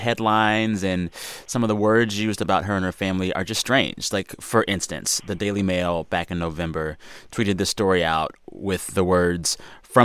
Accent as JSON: {"language": "English", "region": "California", "country": "United States", "said": "Hello, fellow Californian."}